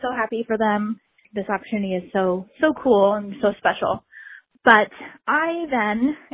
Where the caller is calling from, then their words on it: Washington, United States; Hi, Trish and Brandi. … I'm from Washington State.